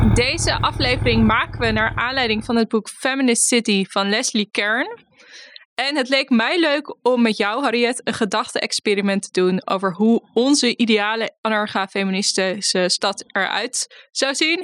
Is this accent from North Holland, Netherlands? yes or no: yes; Bloemendaal, North Holland, Netherlands; ik kom uit, eh, uit Bloemendaal, dus ik kom echt uit suburbia.